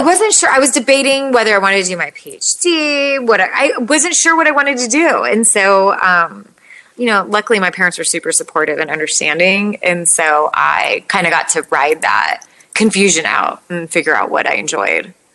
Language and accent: English; United States; I'm born and raised in the United States, but we still eat cultural foods